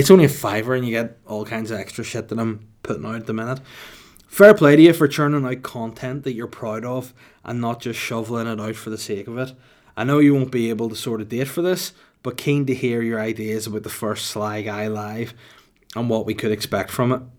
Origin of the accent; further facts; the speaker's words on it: Holywood, Northern Ireland, United Kingdom; also born or lived in Bangor; I was raised in Hollywood County Down from when I was a baby until I was, like, eighteen